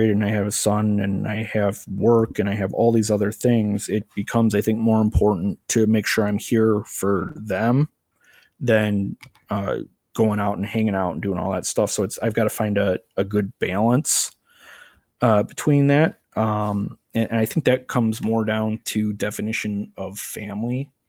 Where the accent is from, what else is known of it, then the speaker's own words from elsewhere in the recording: Crystal Lake, Illinois, United States; I am from Crystal Lake, Illinois.